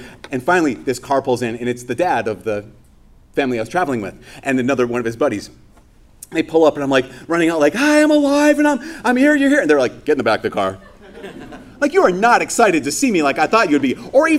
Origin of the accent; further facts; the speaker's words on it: Brainerd, Minnesota, United States; when I was 10 years old, I was on the YMCA swim team in my hometown, Brainerd.